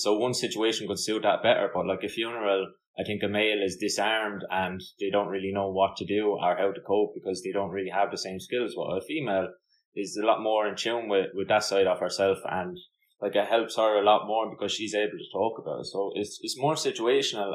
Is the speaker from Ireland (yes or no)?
yes; Ireland; moved away; being Irish